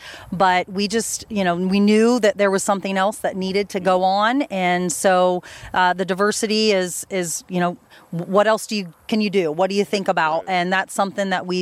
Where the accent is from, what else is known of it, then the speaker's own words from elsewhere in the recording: Cedarville, Ohio, United States; moved away as an adult; now in Ada, United States; grew up in Cedarville, Ohio